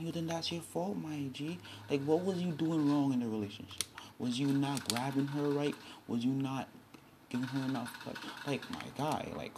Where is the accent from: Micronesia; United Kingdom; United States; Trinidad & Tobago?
Trinidad & Tobago; moved away; where I'm from Trinidad and Tobago.